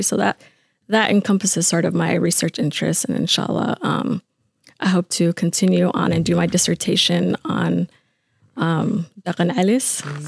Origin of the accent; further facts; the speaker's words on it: Atlanta, Georgia, United States; moved away as an adult; now in Minnesota, United States; I was born in Atlanta. Um, we sort of moved around, but I spent mo- a good a good chunk of my life growing up in Atlanta